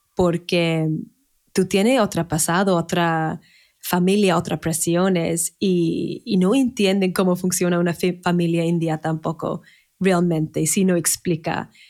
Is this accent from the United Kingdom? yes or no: yes; Manchester, North West England, United Kingdom; Spanish is a second language; moved away as an adult; now in Spain; Nací en Manchester, en el norte de Inglaterra